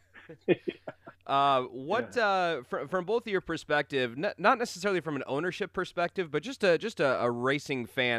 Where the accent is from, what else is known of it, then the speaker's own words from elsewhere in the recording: Rolling Meadows, Illinois, United States; where I grew up in Rolling Meadows, we were 5 minutes from the racetrack